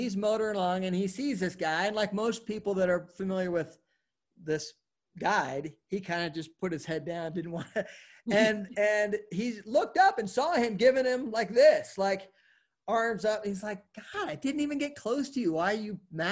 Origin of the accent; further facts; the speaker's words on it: Oregon, United States; also born or lived in Jackson, Wyoming / Portland; now in Denver, United States; I grew up in Oregon